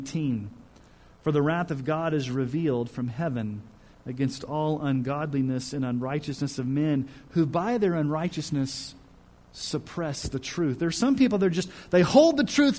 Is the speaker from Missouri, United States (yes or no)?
yes; Kansas City, Missouri, United States; I was born in Kansas City, Missouri. Both my parents are from Missouri. My family's from Missouri.